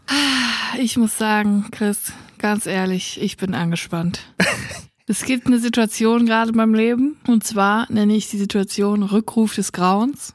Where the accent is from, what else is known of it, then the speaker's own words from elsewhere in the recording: Siegerland, North Rhine-Westphalia, Germany; meiner Heimat im Siegerland